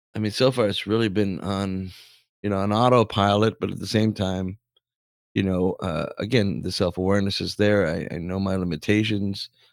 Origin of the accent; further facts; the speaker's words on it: Canada; I'm forty-seven and I'm Canadian for my whole life